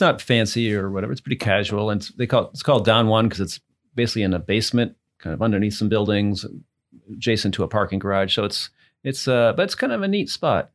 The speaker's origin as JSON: {"language": "English", "region": "New England", "country": "United States", "also_born_or_lived": "Massachusetts", "moved": "as an adult", "lives_now": "Louisville, United States", "said": "I'm from New England"}